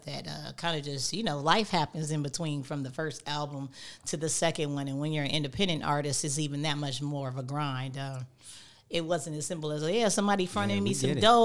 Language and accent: English; Richmond, California, United States; also born or lived in Cleveland, Ohio / Oakland, California; I claim Richmond first. That's where I grew up